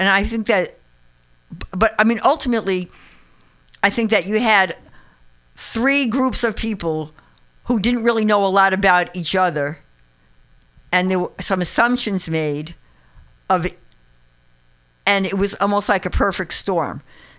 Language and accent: English; New York City, New York, United States; now in San Francisco Bay Area, United States; I live in this SF Bay, San Francisco Bay Area. There's a lot of diversity here. However, like, and I grew up in the Bronx. I grew up in New York.